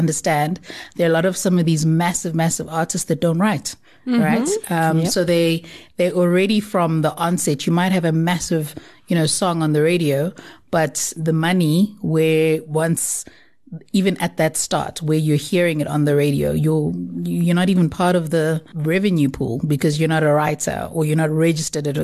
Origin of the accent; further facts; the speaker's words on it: Durban, KwaZulu-Natal, South Africa; I'm originally from Durban